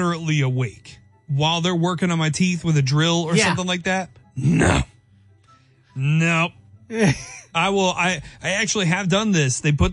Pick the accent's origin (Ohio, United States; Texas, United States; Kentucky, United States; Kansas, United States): Kansas, United States; I'm from Kansas.